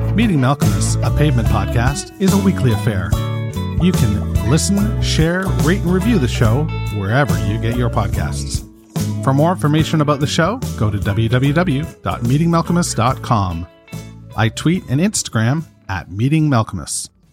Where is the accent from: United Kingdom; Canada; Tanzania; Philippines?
Canada; I'm Canadian